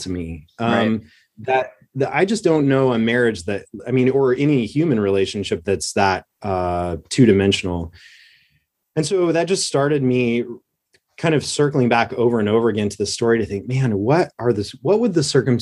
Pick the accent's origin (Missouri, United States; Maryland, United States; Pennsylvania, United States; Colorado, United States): Colorado, United States; Southern; moved away as an adult; also born or lived in Oklahoma; I grew up in Southern Colorado in a little one horse town in Colorado